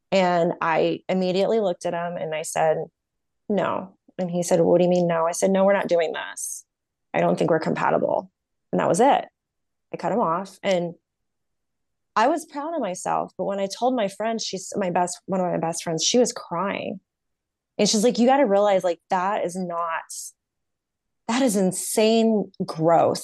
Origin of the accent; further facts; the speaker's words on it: North Carolina, United States; moved away as an adult; now in California, United States; 'cause I'm from North Carolina